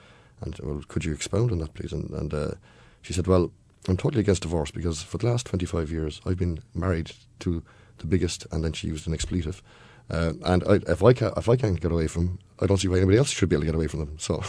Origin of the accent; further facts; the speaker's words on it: Dun Laoghaire, Leinster, Ireland; I grew up in Dunleary, which would be a kind of a more liberal suburb of Dublin